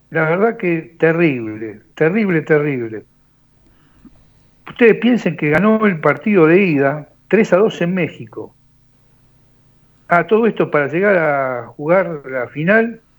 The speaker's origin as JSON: {"language": "Spanish", "area": "near the Viaducto", "region": "Buenos Aires Province", "country": "Argentina", "tie": "born or raised there", "said": "yo nací a cuatro cuadras de viaducto."}